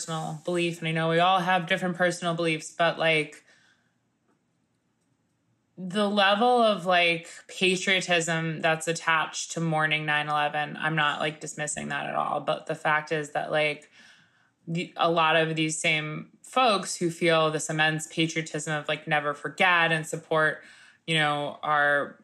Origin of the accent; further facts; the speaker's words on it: New York City, New York, United States; what it is to be a New Yorker